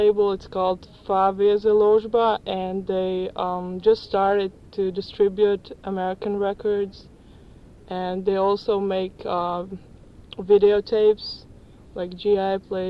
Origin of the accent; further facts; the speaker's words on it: Ljubljana, Slovenia; I'm from Ljubljana. That's the capital of the northern part of Yugoslavia.